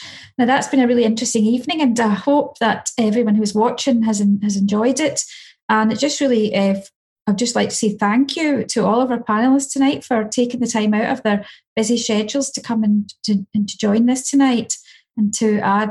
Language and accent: English; Scotland, United Kingdom; I'm technically from Yes, East Ayrshire, just a wee bit down the road.